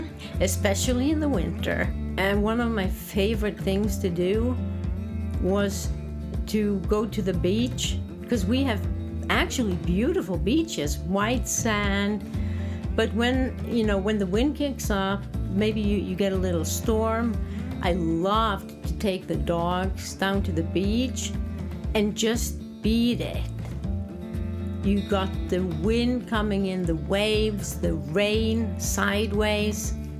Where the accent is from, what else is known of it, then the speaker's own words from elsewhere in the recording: Norway; I'm from Norway.